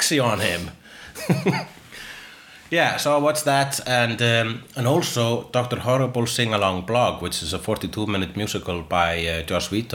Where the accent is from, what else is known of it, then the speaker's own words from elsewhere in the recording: Iceland; I am Icelandic